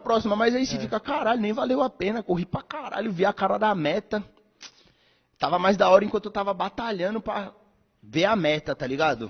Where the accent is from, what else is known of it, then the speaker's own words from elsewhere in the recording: São Paulo, Brazil; lá na minha quebrada, lá onde eu venho, que eu cresci, boa parte da minha infância e adolescência, bagulho tem a curva da morte, tá ligado? Que era, é na zona leste ali de São Paulo.